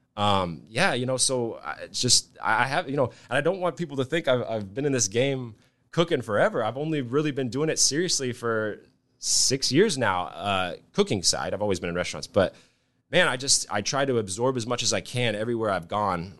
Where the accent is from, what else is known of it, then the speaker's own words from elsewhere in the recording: Nebraska, United States; also born or lived in Hawaii; came back to Nebraska. Uh, I grew up here. I'm not from Hawaii or anything.